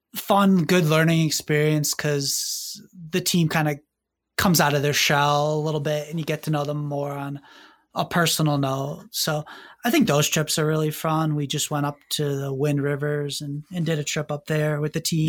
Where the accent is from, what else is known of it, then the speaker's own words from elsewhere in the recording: northeastern Pennsylvania, United States; moved away; also born or lived in Philadelphia; I'm originally from Pennsylvania. I um, went to college in Philadelphia, but I grew up in northeastern PA